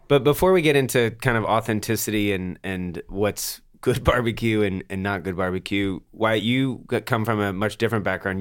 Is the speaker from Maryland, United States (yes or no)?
no; Atlanta, Georgia, United States; I grew up in Atlanta